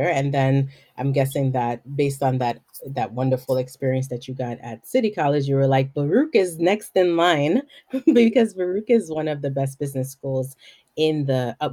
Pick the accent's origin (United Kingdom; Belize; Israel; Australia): Belize; moved away as an adult; also born or lived in New York City; Yes, I was born and raised in Belize.